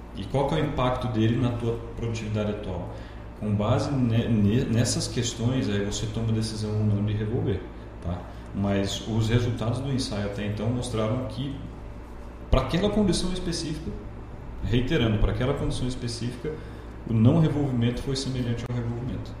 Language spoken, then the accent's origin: Portuguese; Londrina, Paraná, Brazil; moved away as an adult; also born or lived in Primavera do Leste, Mato Grosso; now in Lucas do Rio Verde, Brazil; numa cidade do interior do noroeste do Paraná chamada Paranavaí. Mudei de lá muito cedo, né? É, fiz a vida em Londrina, vida pessoal, vida acadêmica, tudo por lá